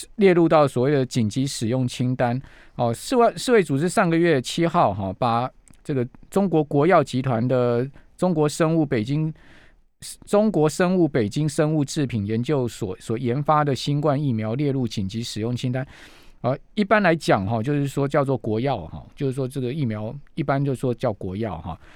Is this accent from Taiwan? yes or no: yes; Taiwan; 真的要让我们台湾人早日恢复正常的生活